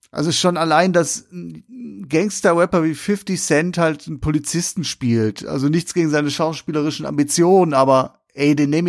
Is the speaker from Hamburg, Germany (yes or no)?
no; Essen, North Rhine-Westphalia, Germany; ich komme aus Essen Nord, komme ich.